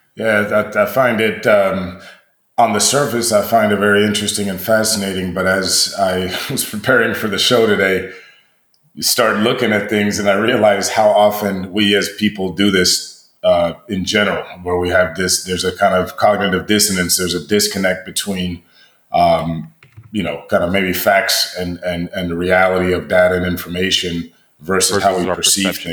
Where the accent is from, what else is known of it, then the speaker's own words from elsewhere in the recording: United States; we're American